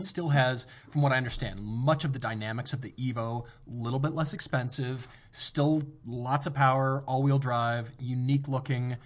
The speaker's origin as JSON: {"language": "English", "country": "United States", "said": "I'm an American living in America"}